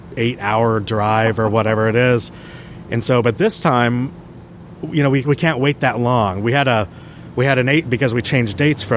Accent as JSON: {"language": "English", "town": "San Diego", "region": "California", "country": "United States", "tie": "born or raised there", "said": "I grew up in San Diego, so KTLA 5."}